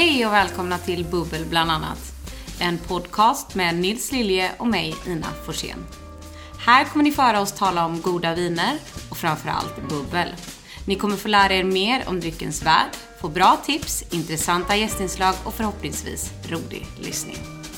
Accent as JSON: {"language": "Swedish", "town": "Onsala", "region": "Halland County", "country": "Sweden", "tie": "born or raised there", "said": "jag är uppvuxen en bit utanför eh, Göteborg. Ett eh, ställe som heter Onsala, ute på landet"}